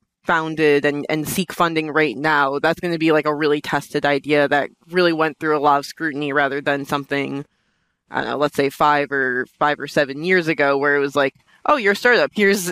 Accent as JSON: {"language": "English", "town": "New York City", "region": "New York", "country": "United States", "said": "I'm from Brooklyn"}